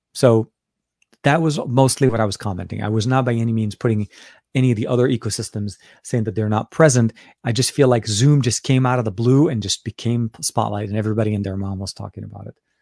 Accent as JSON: {"language": "English", "town": "Beirut", "region": "Beirut Governorate", "country": "Lebanon", "tie": "born or raised there", "said": "my home country, uh, and not only that, from my home city, Beirut, Lebanon."}